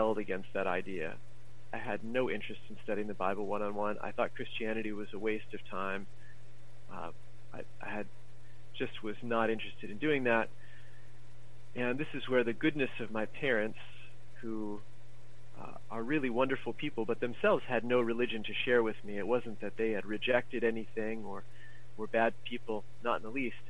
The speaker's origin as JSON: {"language": "English", "country": "United States", "tie": "born or raised there", "said": "I grew up in America"}